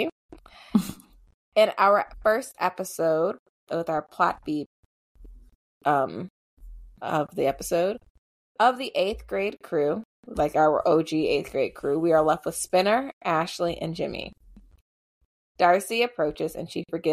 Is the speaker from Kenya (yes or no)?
no; Canada; as a Canadian